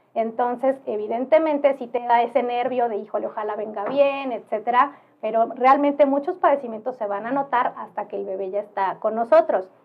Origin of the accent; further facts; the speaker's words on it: Oaxaca, Mexico; yo soy oaxaqueña